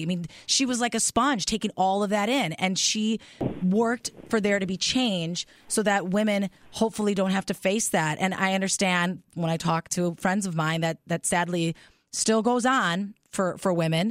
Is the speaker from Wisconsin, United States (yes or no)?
yes; Milwaukee, Wisconsin, United States; I love Milwaukee, too. It's my hometown